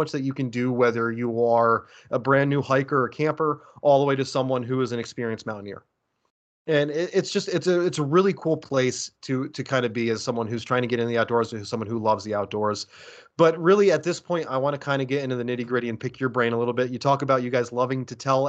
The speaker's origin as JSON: {"language": "English", "country": "United States", "tie": "born or raised there", "also_born_or_lived": "New York / Boston", "moved": "as an adult", "lives_now": "Duluth, United States", "said": "I grew up near Philadelphia and then moved between New York and Boston"}